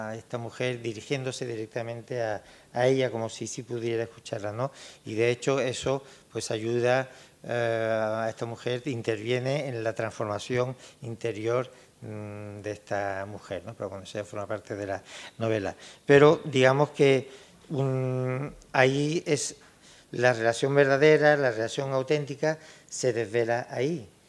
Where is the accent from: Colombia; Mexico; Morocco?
Morocco; Tangier, Tanger-Tetouan-Al Hoceima; moved away; nos une el hecho de ser, eh, de ser tangerino